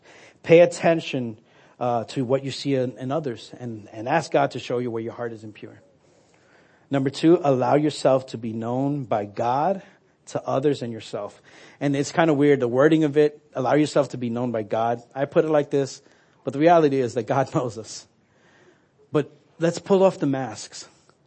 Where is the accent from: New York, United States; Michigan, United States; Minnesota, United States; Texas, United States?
New York, United States; moved away; I'm from New York. I say awe